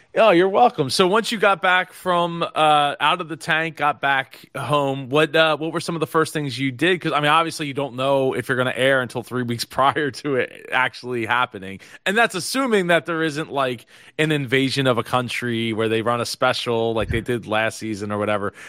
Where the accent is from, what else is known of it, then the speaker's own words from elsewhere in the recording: New Jersey, United States; I'm in South Jersey. Bo-, born and raised in South Jersey